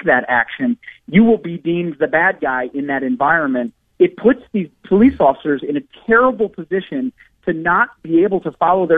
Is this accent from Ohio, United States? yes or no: no; just north of Minneapolis and St. Paul, Minnesota, United States; I'm from Minnesota. I was born and raised just north of Minneapolis and St. Paul